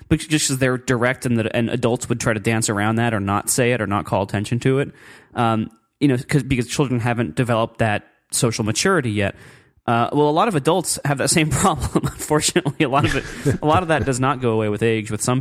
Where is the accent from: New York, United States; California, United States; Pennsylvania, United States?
Pennsylvania, United States; Meadville; It's actually, I grew up in Pennsylvania.